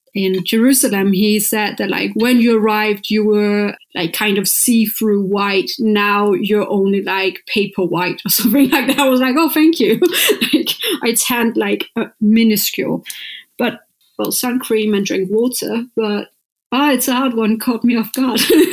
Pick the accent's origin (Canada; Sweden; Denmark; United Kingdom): Denmark; Copenhagen, Capital Region of Denmark; I'm from Copenhagen